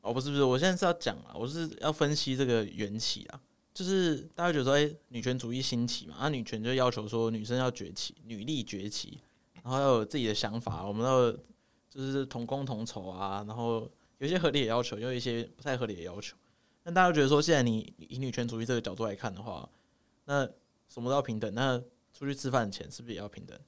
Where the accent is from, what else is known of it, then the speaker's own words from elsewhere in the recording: Taipei, Taiwan; accent: Taipei accent; 我们台北腔就是这样，越不标准越台北